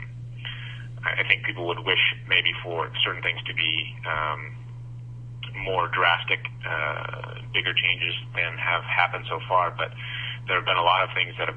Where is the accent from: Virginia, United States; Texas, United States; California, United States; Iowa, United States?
Iowa, United States; Being that I'm from Iowa